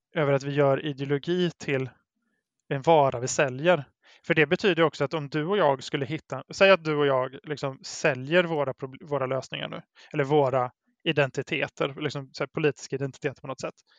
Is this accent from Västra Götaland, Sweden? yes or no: yes; Brålanda, Västra Götaland, Sweden; now in Gothenburg, Sweden; i Brålanda där jag växte upp